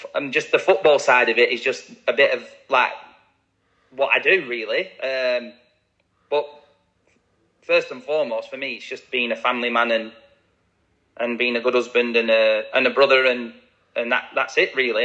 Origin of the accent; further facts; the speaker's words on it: Blackburn, North West England, United Kingdom; moved away; signed scholarship forms at 16 at Blackburn, my hometown club.